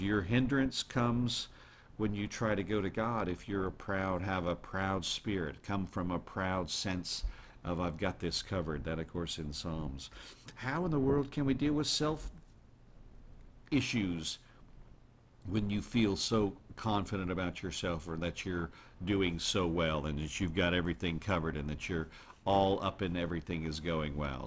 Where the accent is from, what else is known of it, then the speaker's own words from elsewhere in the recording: United States; also born or lived in Netherlands; proud as an American.